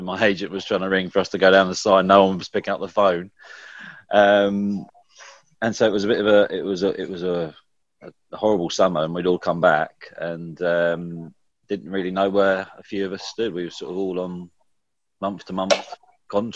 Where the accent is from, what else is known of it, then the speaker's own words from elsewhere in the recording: Kent, South East England, United Kingdom; moved away as an adult; also born or lived in Surrey / Morden / Sutton / Northampton; I was born and bred in Kent